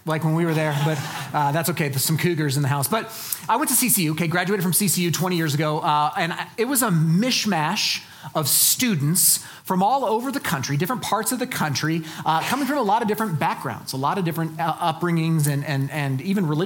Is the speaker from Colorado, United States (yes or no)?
yes; Colorado Springs, Colorado, United States; I'm from Colorado Springs